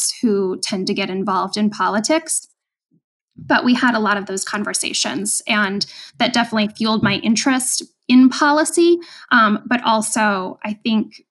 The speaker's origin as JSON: {"language": "English", "region": "Rhode Island", "country": "United States", "tie": "born or raised there", "also_born_or_lived": "Chicago", "moved": "as an adult", "lives_now": "Iowa, United States", "said": "I grew up in Rhode Island"}